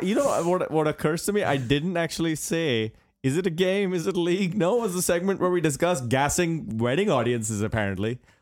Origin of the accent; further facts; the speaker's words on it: United States; I'm American